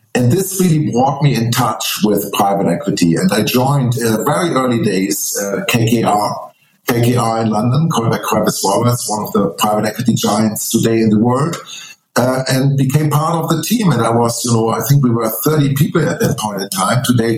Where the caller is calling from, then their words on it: Munich, Bavaria, Germany; I'm calling in from Munich, Germany.